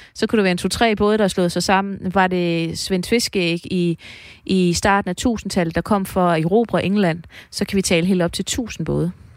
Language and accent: Danish; East Jutland, Central Denmark Region, Denmark; vi er østjyder